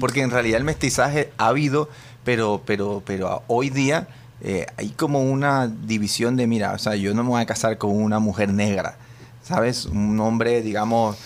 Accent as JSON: {"language": "Spanish", "country": "Colombia", "also_born_or_lived": "New York", "moved": "yes", "lives_now": "Spain"}